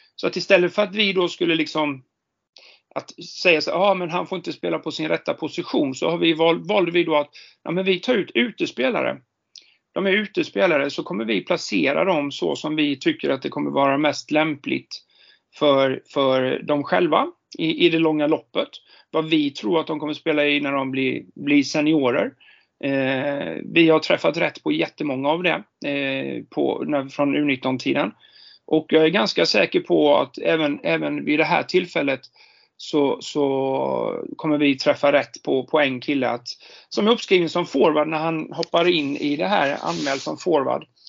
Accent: Jönköping, Jönköping County, Sweden; now in Stockholm, Sweden; jag är ju född och uppvuxen i Jönköping

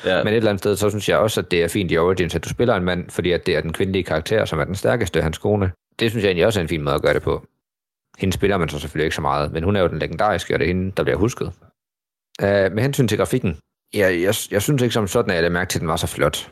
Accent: Denmark

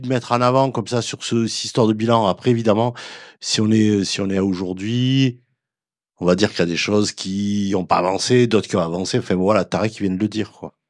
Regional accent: Toulouse, Occitania, France; moi je suis de Toulouse

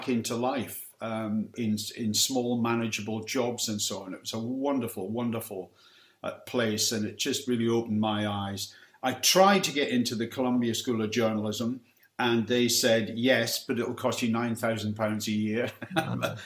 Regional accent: Aberdeen, Scotland, United Kingdom; moved away as an adult; also born or lived in Peterhead / Newcastle / London; I was brought up in Peterhead, north of Aberdeen, and was there till I was about nine. Then we moved to Aberdeen, and I was there till my late teens and university, really.

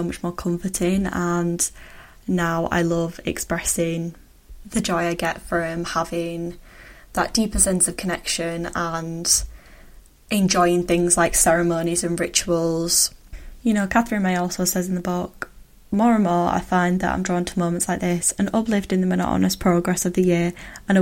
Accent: United Kingdom; as a British person

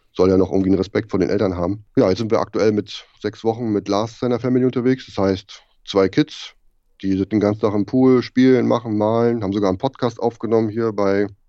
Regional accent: Germany; moved away; als Deutscher bist du total vorbelastet mit dem ganzen bürokratischen Blödsinn

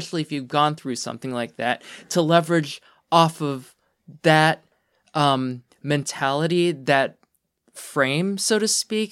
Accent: Pennsylvania, United States; we're from Pennsylvania.

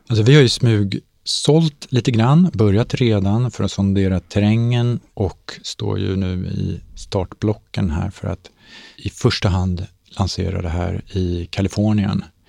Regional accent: Sweden; Vi är svenskar

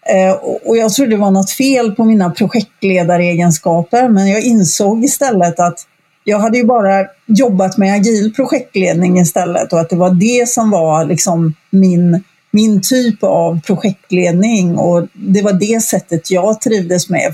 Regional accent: Gothenburg, Västra Götaland, Sweden; also born or lived in Stockholm; jag eh, sitter just nu på västkusten i Sverige, i Göteborg, som är min hemstad egentligen

